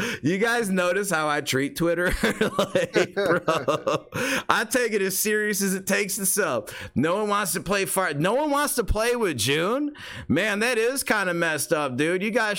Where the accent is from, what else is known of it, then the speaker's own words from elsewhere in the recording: Australia; I am Australian, so I'm allowed to say that.